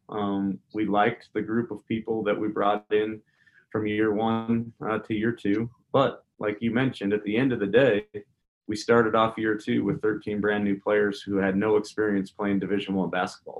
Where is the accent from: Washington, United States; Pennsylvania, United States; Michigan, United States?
Washington, United States; Spokane; moved away; I was from Spokane